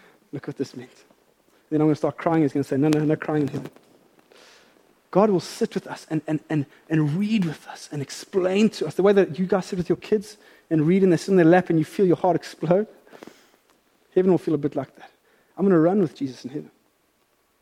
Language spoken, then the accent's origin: English; South Africa; as a South African